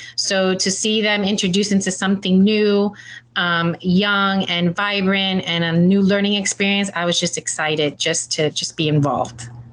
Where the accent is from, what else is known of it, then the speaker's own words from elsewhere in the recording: Miami, Florida, United States; I'm born and raised. I'm a homegrown Miami uh, girl at heart